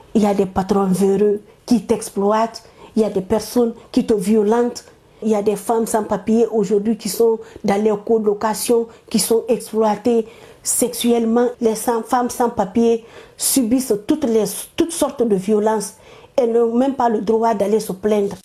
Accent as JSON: {"language": "French", "country": "Guinea", "moved": "as an adult", "said": "je suis de la Guinée."}